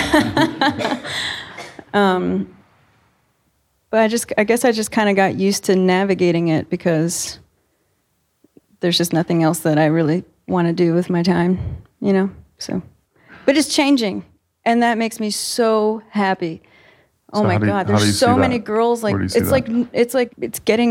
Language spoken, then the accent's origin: English; Virginia Beach, Virginia, United States; I grew up in Virginia Beach, and we would literally vacation in Virginia Beach too